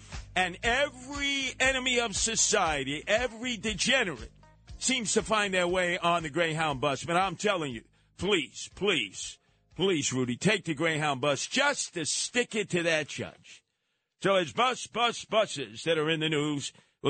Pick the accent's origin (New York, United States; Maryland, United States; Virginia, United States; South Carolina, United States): New York, United States; I'm from the Mid-Hudson Valley. I couldn't find my way around New York City without the state troopers and a GPS.